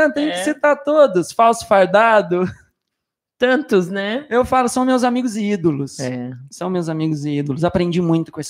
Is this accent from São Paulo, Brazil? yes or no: yes; Batatais, São Paulo, Brazil; Eu sou de Batatais, ah. interior de São Paulo. Fiquei lá cinco dias com a minha mãe.